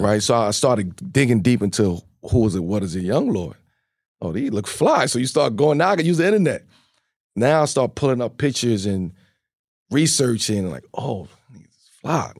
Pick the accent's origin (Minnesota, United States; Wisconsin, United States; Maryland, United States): Maryland, United States; Baltimore; also born or lived in Red Hook, Brooklyn, New York; growing up in Baltimore, Red Hook